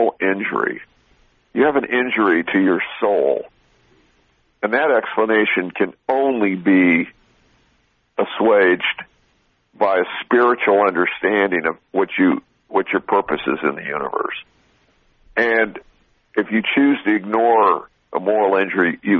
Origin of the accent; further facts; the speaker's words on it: Southern California, United States; I grew up in Southern California